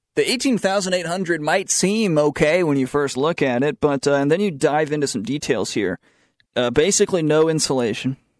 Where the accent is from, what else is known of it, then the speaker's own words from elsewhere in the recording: the South, United States; accent: southern; My southern accent came out there.